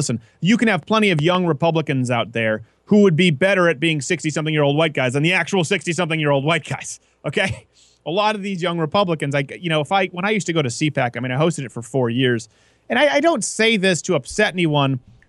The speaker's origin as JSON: {"language": "English", "region": "Michigan", "country": "United States", "said": "since I'm from Michigan, it would make sense to have a guy doing a Michigan show on Detroit"}